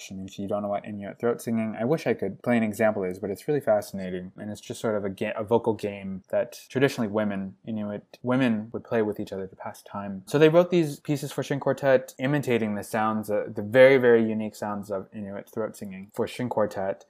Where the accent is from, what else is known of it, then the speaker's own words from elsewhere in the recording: United States; first language English; now in Montreal, Canada; I never realized how American I was, even though i had never really thought of myself as Western American by nature, by upbringing